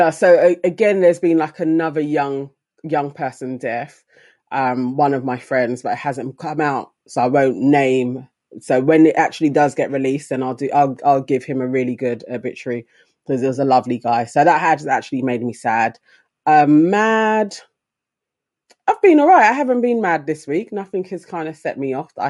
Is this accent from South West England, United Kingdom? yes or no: no; London, United Kingdom; I was born in King's Cross.